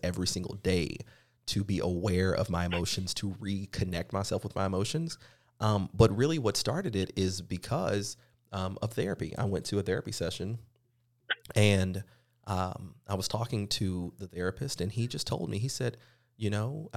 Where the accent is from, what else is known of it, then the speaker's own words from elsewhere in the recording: the Bible Belt, the South, United States; growing up in the South, in the Bible Belt itself